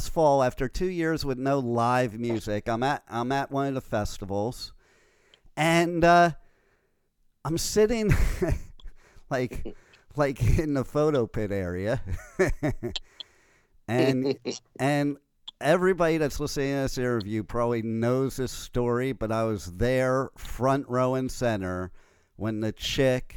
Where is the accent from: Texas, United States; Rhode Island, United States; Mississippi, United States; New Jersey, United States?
New Jersey, United States; also born or lived in New York; I'm born in New York, grew up in Jersey